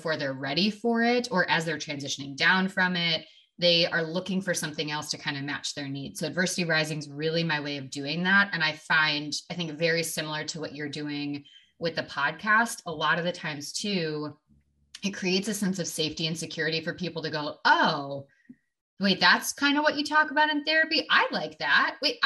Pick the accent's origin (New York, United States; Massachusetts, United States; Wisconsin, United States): Wisconsin, United States; moved away as an adult; now in Oregon, United States; I am from Wisconsin originally